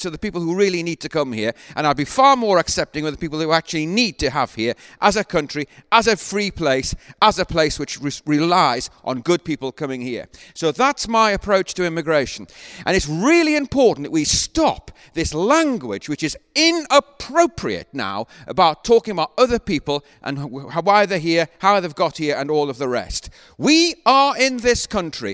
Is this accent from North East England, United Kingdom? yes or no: yes; Northumberland, North East England, United Kingdom; I was born in Northumberland.